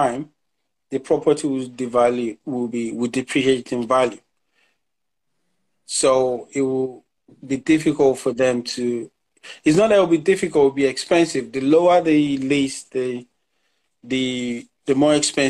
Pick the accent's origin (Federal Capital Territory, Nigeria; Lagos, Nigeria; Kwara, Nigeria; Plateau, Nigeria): Lagos, Nigeria; moved away; I'm a typical Nigerian guy. I grew up in Lagos